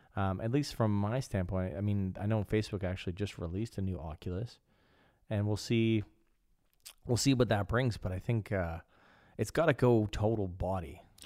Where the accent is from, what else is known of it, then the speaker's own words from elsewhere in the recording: Canada; now in Copenhagen, Denmark; I am a Canadian. I live in Copenhagen.